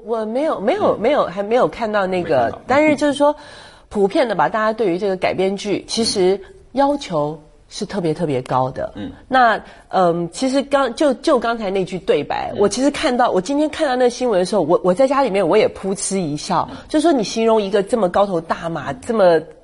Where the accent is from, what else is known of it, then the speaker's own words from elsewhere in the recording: Taiwan; 我们台湾人叫西，西，呃，西瓜靠